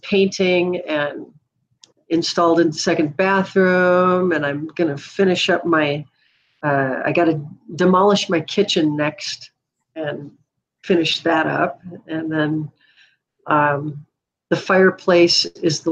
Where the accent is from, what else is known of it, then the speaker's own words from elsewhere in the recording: Duluth, Minnesota, United States; I grew up in Duluth